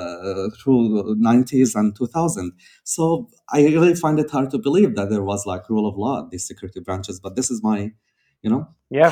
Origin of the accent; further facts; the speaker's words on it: Syria; me as a Syrian growing up in Syria